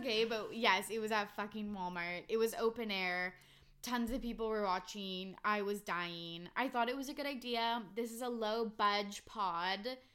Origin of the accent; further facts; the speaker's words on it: Vancouver, British Columbia, Canada; where are you from? I'm like, oh, Vancouver.